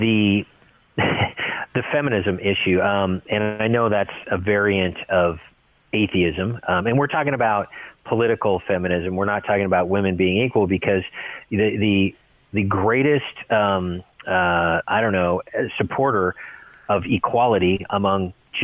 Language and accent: English; Seattle, Washington, United States; I'm from the Pacific Northwest, Seattle area